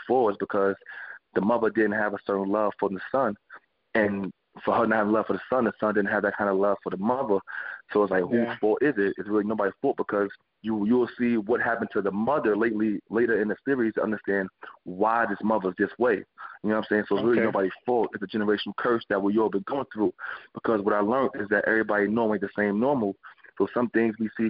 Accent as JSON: {"language": "English", "town": "New York City", "region": "New York", "country": "United States", "tie": "born or raised there", "said": "growing up in Brownsville, Brooklyn"}